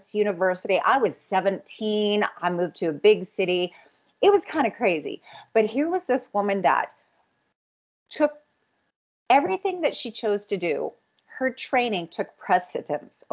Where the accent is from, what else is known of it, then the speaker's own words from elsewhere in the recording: Red Deer, Alberta, Canada; now in Calgary, Canada; I grew up outside of Red Deer